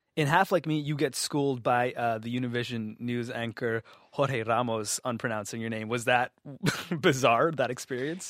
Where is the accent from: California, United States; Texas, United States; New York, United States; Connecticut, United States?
California, United States; Los Angeles; also born or lived in Toronto, Canada / Sri Lanka (ancestry); Growing up in Toronto and Los Angeles